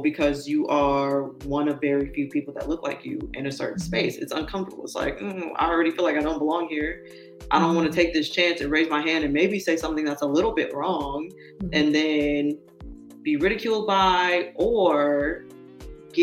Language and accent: English; California, United States; moved away as an adult; we grew up in California